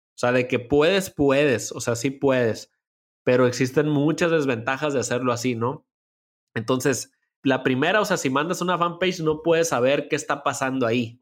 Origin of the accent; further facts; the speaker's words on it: Culiacán, Sinaloa, Mexico; moved away as an adult; also born or lived in Mexico City; me vine acá a Culiacán, de donde estoy actualmente y donde, de donde soy